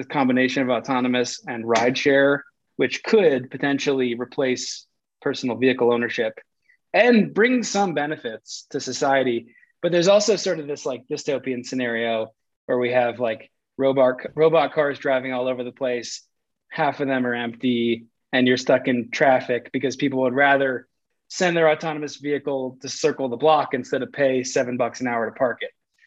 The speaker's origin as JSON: {"language": "English", "region": "East Coast", "country": "United States", "also_born_or_lived": "Michigan / Abu Dhabi / Manhattan", "moved": "as an adult", "lives_now": "Colorado, United States", "said": "from the East Coast"}